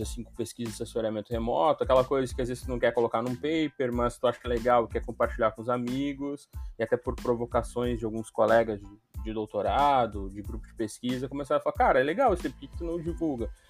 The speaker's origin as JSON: {"language": "Portuguese", "town": "São Gabriel", "region": "Rio Grande do Sul", "country": "Brazil", "tie": "born or raised there", "said": "a cidade onde eu, onde eu cresci, que é São Gabriel, que é no estado do Rio Grande do Sul, eu sou gaúcho"}